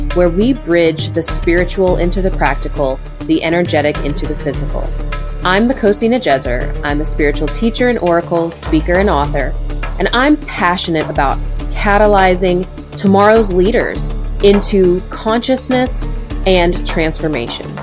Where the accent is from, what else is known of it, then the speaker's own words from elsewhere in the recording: West Virginia, United States; I'm from West Virginia.